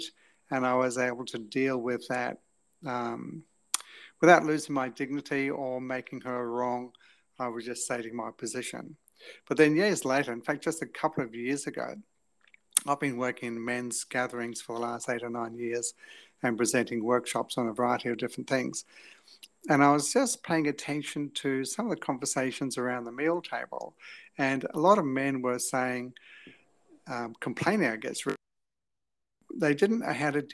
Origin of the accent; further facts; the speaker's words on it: England, United Kingdom; moved away as an adult; also born or lived in New Zealand; now in Australia; we left when I was 7 years of age to go to England. So I was in England from 7 to 20